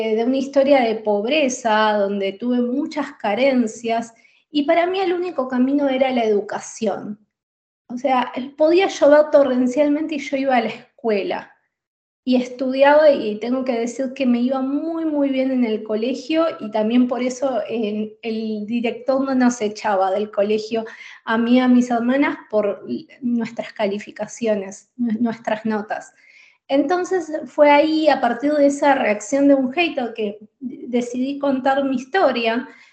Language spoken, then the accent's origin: Spanish; Buenos Aires, Argentina; moved away as an adult; also born or lived in Spain; now in Netherlands; soy de Buenos Aires, de Argentina